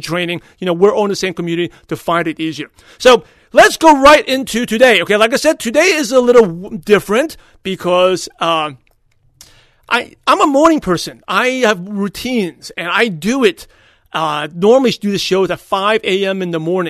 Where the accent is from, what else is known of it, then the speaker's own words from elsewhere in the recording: New York City, New York, United States; now in California, United States; I was born and raised in Brooklyn, New York